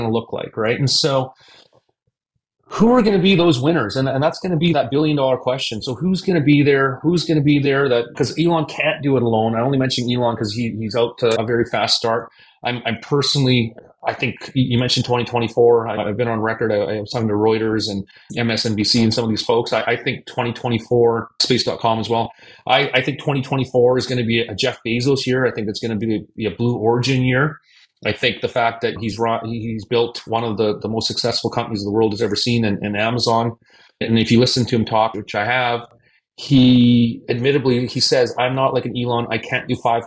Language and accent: English; Canada; moved away; I'm originally from Canada. I'm born and raised in Canada